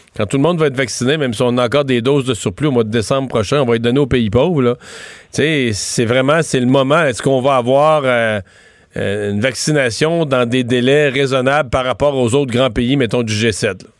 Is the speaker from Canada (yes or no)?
yes; Canada